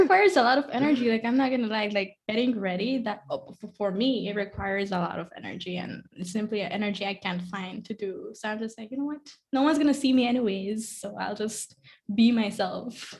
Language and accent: English; Corozal, Corozal District, Belize; also born or lived in Ladyville; I'm from Corozal. Um, I've also lived most of my life here